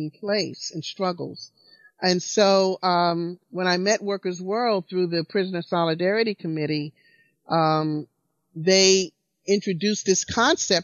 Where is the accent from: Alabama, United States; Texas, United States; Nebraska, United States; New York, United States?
Alabama, United States; I was born under segregation in Alabama in 1952